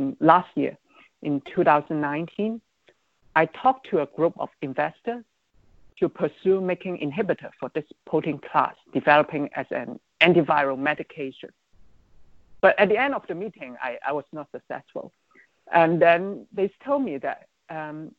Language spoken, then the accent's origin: English; Hong Kong; moved away; my hometown, Hong Kong